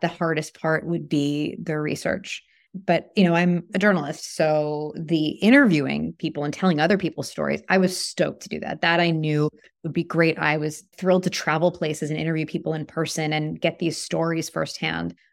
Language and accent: English; New York, United States; now in Toronto, Canada; I'm from New York